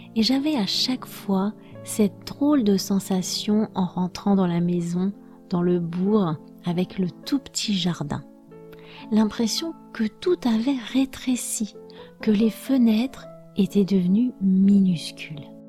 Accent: France; je suis française

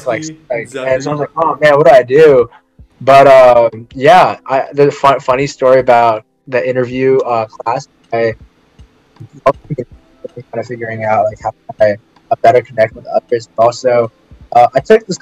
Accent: Silicon Valley, California, United States; moved away as an adult; also born or lived in Waco, Texas; Growing up in Silicon Valley

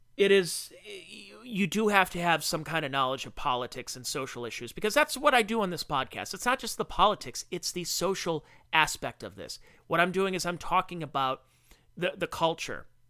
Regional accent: United States; I'm an American who works a blue-collar job who provides for his family

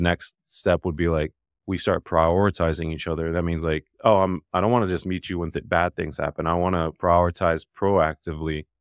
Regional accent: Dallas, Texas, United States; born or raised there; also born or lived in Alabama; now in Nashville, United States

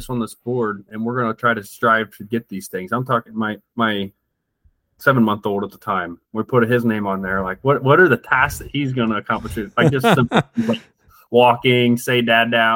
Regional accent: United States

